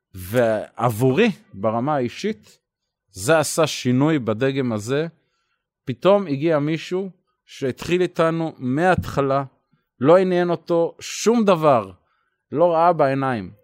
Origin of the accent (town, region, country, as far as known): Israel